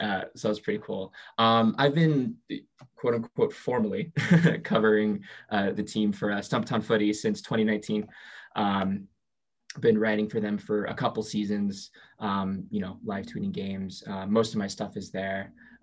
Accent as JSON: {"language": "English", "region": "Southwest Washington", "country": "United States", "tie": "born or raised there", "said": "I grew up in Southwest Washington, which is just right across the river from Portland, if you're aware of your Pacific Northwest geography."}